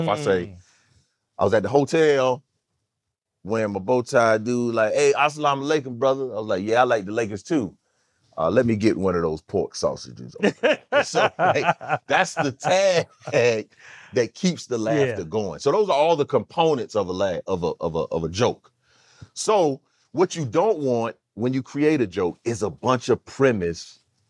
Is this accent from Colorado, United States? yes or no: no; California, United States; You know, I'm from California, so I get to visit the Atlanta Culinary School of Art, the Waffle House.